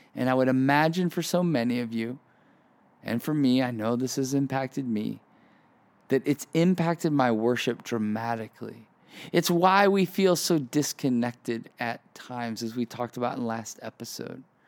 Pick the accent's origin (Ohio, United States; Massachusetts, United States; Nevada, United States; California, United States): Ohio, United States; moved away as an adult; also born or lived in Chicago, Illinois; So I grew up in the Midwest most of my life. Grew up in Ohio, and then moved to moved to Chicago um, for college.